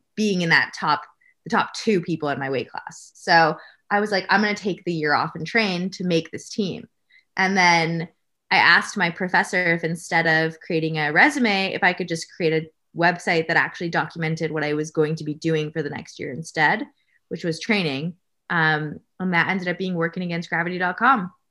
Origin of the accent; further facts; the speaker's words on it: Canada; I'm Canadian